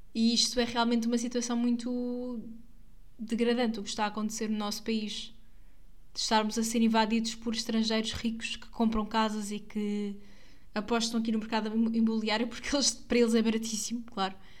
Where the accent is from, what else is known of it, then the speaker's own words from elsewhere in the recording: Santarém, Santarém District, Portugal; eu sou daqui